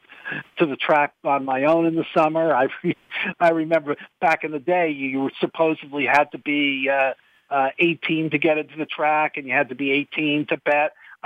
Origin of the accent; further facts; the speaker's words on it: New Jersey, United States; I grew up in New Jersey, and I went to the racetrack with my father, specifically more often than not, to Monmouth Park